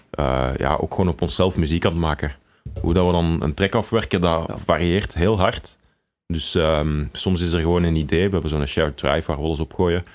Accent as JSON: {"language": "Dutch", "town": "Tienen", "region": "Flanders", "country": "Belgium", "tie": "born or raised there", "also_born_or_lived": "Leuven", "moved": "as an adult", "lives_now": "Antwerp, Belgium", "said": "we zijn allebei samen opgegroeid in Tiene of in en rond Tienen."}